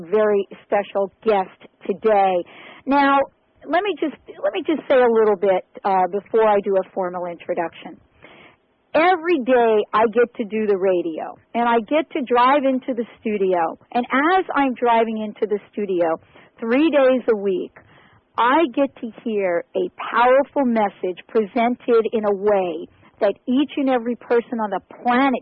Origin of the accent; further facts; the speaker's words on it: New York, United States; I'm from New York